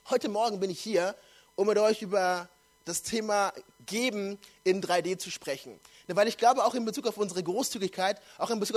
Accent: Nuremberg, Bavaria, Germany; ich komme ja ursprünglich aus Nürnberg, bin da geboren und aufgewachsen.

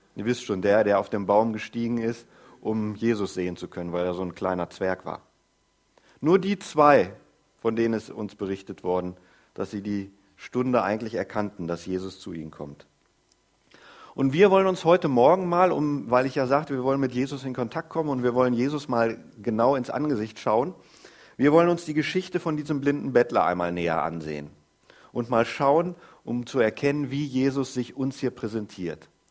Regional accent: Groß Ilsede, Lower Saxony, Germany; Ich komme aus Groß-Irsede. Wir wohnen da schon seit gefühlten Ewigkeiten

